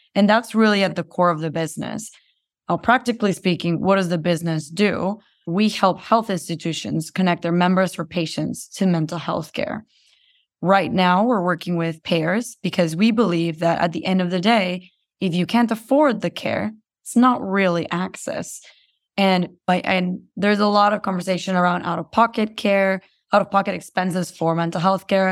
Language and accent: English; Guatemala; moved away as an adult; I was born and raised in Guatemala